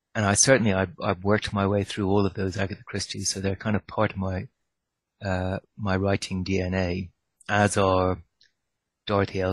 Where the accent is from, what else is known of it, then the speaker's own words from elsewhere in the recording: Ireland; I grew up in Ireland